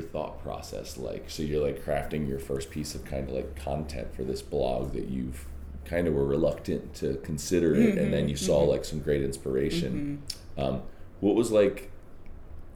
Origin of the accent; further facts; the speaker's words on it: Dundalk, Maryland, United States; I am from Dundalk